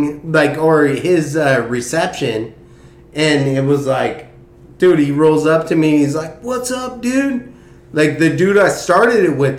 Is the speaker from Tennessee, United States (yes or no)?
no; Corona, California, United States